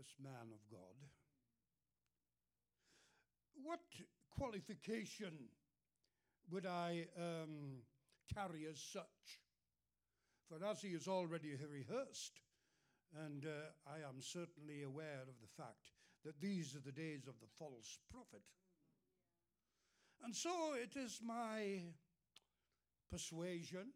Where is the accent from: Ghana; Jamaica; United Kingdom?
United Kingdom; England; moved away; And I'm from England. You can tell I'm not from the USA. I'm from England.